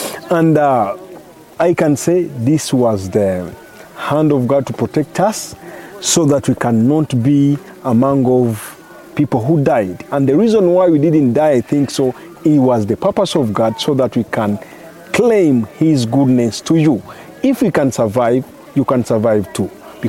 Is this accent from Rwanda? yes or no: yes; Kigali, Rwanda; I'm from Rwanda, Kigali.